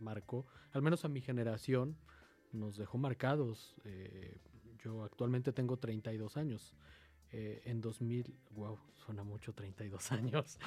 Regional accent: Mexico City, Mexico; soy de aquí, de la Ciudad de México, soy originario de la alcaldía Gustavo Amadero

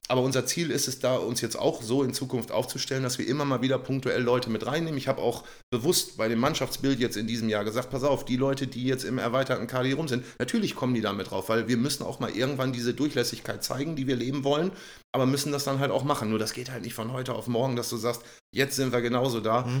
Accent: Lübeck, Schleswig-Holstein, Germany; born there; dass ich sagen kann, ich bin gebürtiger Lübecker und äh, bin jetzt in dieser Funktion hier wieder tätig, klar.

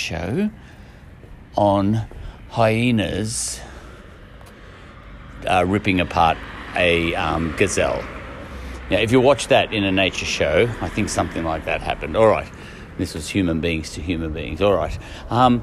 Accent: Australia; I come from Australia

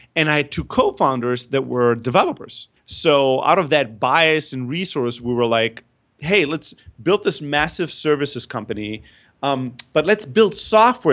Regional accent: Germany; also born or lived in Greece; I'm originally from Greece, but I grew up in Germany

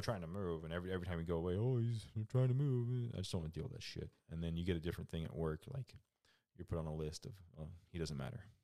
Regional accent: Florida, United States; moved away as an adult; I grew up in Florida

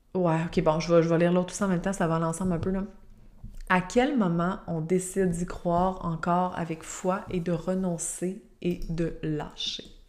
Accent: Quebec, Canada; je suis québécoise

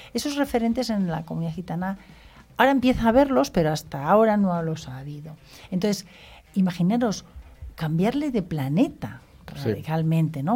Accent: Spain; nosotros que somos españoles

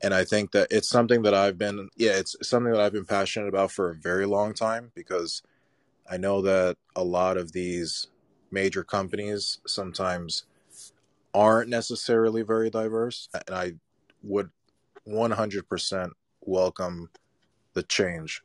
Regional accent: New York City, New York, United States; Growing up in New York City, I had my first company in Brooklyn when I was seventeen.

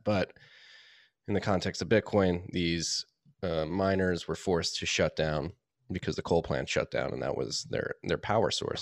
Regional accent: Philadelphia, Pennsylvania, United States; moved away; also born or lived in New York / South Carolina / Austin, Texas; having been born and raised in Philadelphia.

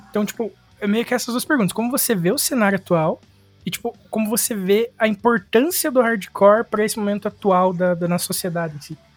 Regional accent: Paraná, Brazil; a gente é do Paraná

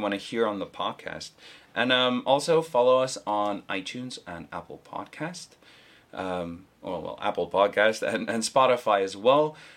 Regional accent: South Africa; now in South Korea; a fellow South African

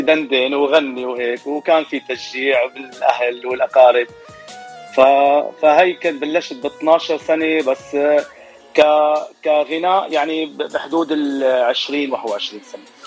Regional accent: Latakia Governorate, Syria; moved away as an adult; now in Dearborn Heights, United States; انا من سوريا من محافظه اسمها اللاذقيه

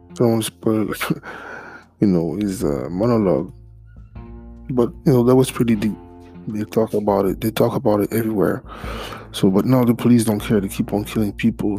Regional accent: Montreal, Quebec, Canada; first language French; English is a second language; also born or lived in Haiti (ancestry); I'm Canadian from Haitian descent

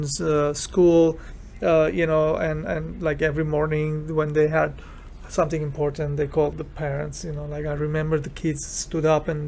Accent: Beirut, Beirut Governorate, Lebanon; now in United States; I'm immigrant from Beirut, Lebanon, and I'm Armenian

